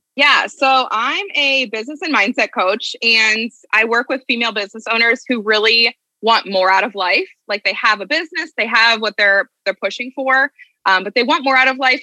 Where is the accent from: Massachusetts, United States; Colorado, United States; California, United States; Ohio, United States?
Ohio, United States; moved away as an adult; now in New Jersey, United States; I'm originally from Ohio and I live in New Jersey now